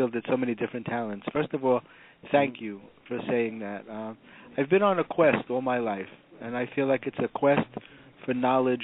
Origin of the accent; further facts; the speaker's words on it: New York City, New York, United States; I grew up in the Bronx in a very middle-class background.